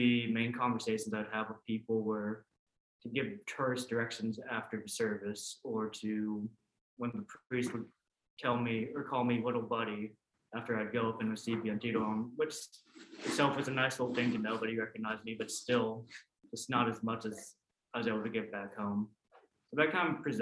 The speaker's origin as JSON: {"language": "English", "town": "Oklahoma City", "region": "Oklahoma", "country": "United States", "tie": "born or raised there", "also_born_or_lived": "Vietnam / Paris, France / Galway, Ireland", "moved": "as an adult", "lives_now": "Boston, United States", "said": "I was born in Vietnam, but adopted and raised in Oklahoma by a Protestant family"}